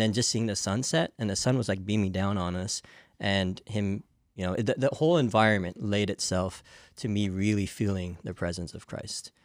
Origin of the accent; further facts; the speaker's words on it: Santa Clara, California, United States; I was born and raised in Santa Clara